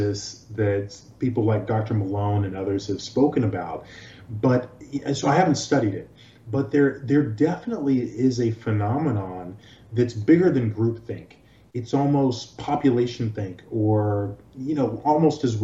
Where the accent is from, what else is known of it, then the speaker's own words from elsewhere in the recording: Nigeria; also born or lived in New York / Los Angeles; now in Florida, United States; I was born in Nigeria.